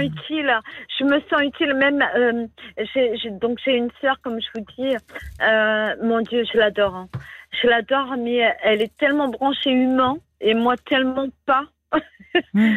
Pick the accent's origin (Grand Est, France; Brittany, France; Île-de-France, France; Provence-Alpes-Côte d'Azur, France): Brittany, France; je suis bretonne